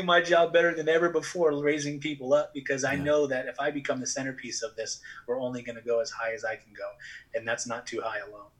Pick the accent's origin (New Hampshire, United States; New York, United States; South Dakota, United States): New Hampshire, United States; southern; also born or lived in Texas / Massachusetts; my parents found themselves in southern New Hampshire, right over the border in Massachusetts of Massachusetts, and pretty much spent most of my life growing up right there